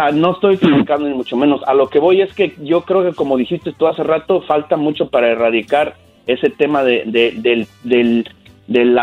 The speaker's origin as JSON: {"language": "Spanish", "region": "Querétaro", "country": "Mexico", "tie": "born or raised there", "moved": "yes", "lives_now": "United States", "said": "Yo nací en Querétaro, soy ahora sí que paisana"}